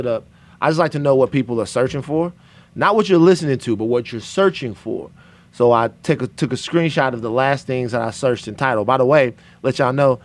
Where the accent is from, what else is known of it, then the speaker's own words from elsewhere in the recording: Louisiana, United States; I'm from Louisiana